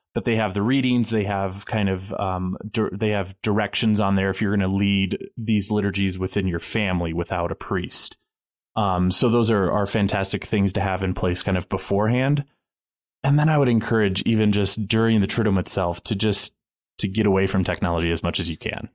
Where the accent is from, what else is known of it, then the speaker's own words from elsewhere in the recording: United States; as an American